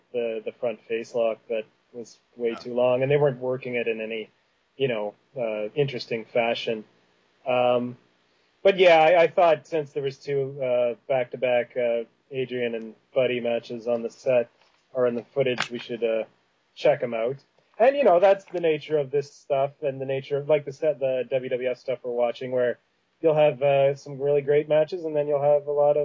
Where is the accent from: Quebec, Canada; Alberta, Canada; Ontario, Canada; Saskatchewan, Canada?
Saskatchewan, Canada; moved away; also born or lived in Winnipeg, Manitoba; I was born in Saskatchewan, actually, and I lived in Winnipeg when I was very young. And so I probably sound like Roddy Piper in a lot of ways